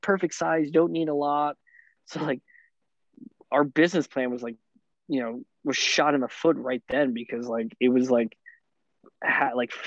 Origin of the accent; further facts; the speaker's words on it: Bloomfield, New Jersey, United States; also born or lived in Bellmore; I'm from Bloomfield